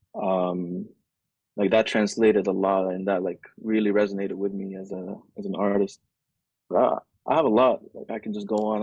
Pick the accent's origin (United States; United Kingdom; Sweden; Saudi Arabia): Saudi Arabia; moved away; also born or lived in Egypt; I grew up in Saudi